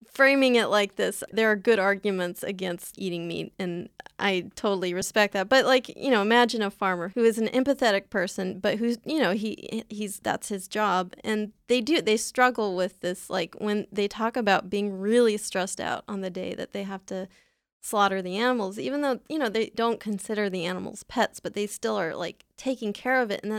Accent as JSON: {"language": "English", "town": "San Diego", "region": "California", "country": "United States", "said": "I'm from San Diego."}